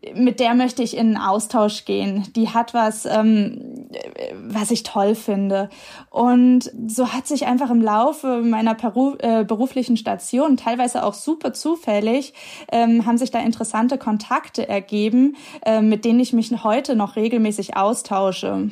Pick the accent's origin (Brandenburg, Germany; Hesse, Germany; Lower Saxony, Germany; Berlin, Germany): Hesse, Germany; Giessen; moved away as an adult; aus meiner Heimatstadt Gießen irgendwie wegziehe